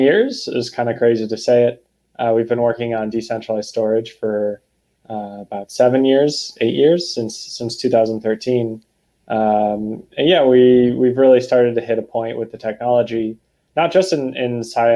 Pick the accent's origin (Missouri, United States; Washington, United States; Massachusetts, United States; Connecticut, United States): Massachusetts, United States; Boston; I'm from Boston